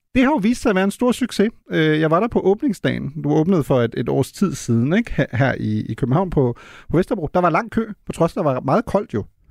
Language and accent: Danish; Germany; now in Denmark; som tysker, der bor i Danmark